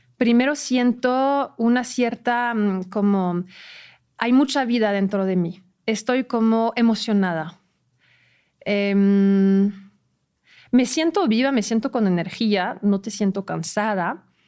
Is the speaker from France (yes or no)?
yes; France; Spanish is a second language; moved away; yo soy francesa